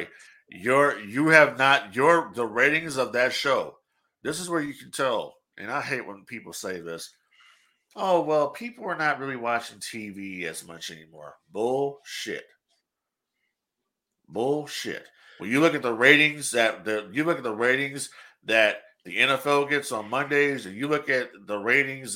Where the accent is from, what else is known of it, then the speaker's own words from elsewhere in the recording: Inglewood, California, United States; my hometown, Inglewood